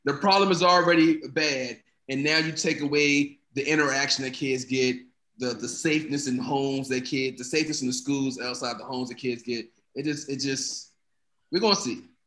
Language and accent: English; United States; I guess I'm American too.